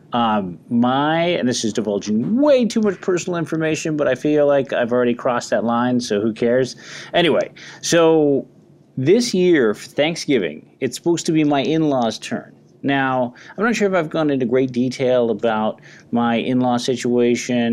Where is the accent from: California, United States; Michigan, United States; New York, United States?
California, United States; San Francisco; moved away; I'm born and raised in San Francisco, so it's a great homecoming for me